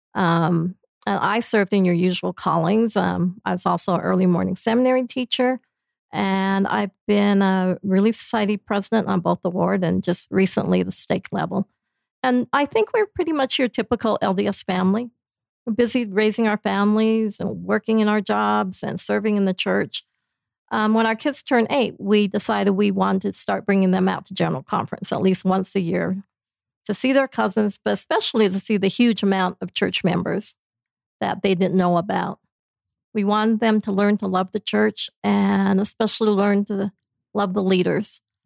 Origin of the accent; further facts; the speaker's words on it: Blackfoot, Idaho, United States; now in Princeton, United States; I'm originally from Blackfoot, Idaho, but my parents came from China, and we were the only Chinese family in the entire town, so it was a kind of a interesting childhood there